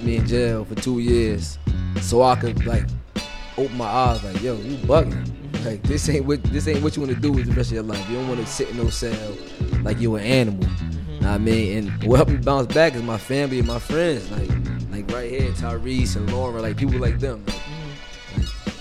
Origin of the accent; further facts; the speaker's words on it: Newark, New Jersey, United States; I'm from the West Ward of North. They call it the Vellsburg section